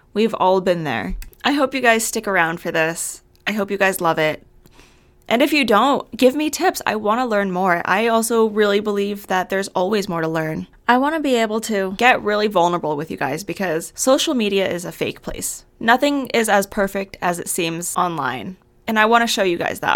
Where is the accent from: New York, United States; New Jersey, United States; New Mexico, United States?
New Mexico, United States; Albuquerque; moved away as an adult; now in Arizona, United States; I am from Albuquerque, New Mexico, but I moved to Arizona for school